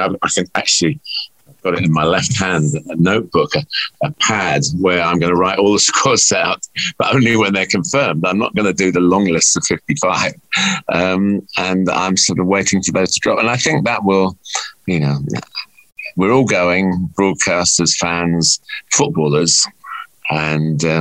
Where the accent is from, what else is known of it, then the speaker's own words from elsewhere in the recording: England, United Kingdom; I'm English